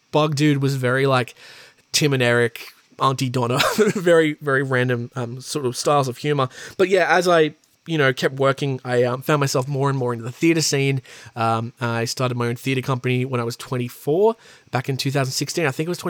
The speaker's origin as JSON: {"language": "English", "town": "Newcastle", "region": "New South Wales", "country": "Australia", "said": "I am an actor from Newcastle in New South Wales in Australia."}